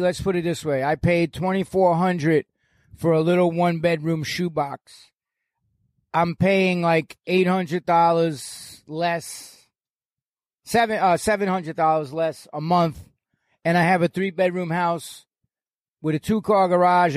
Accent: New York, United States; moved away as an adult; now in Florida, United States; I am a New Yorker

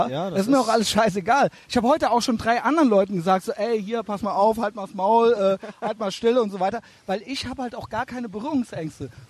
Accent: Albania; now in Germany; Ich komme aus Albanien.

